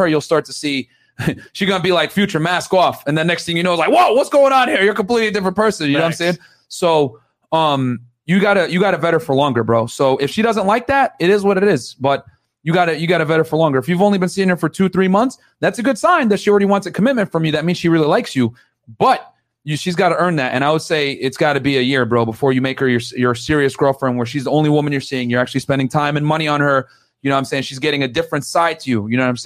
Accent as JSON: {"language": "English", "town": "New Britain", "region": "Connecticut", "country": "United States", "tie": "born or raised there", "said": "I grew up in New Britain, man. So I'm a Connecticut local too"}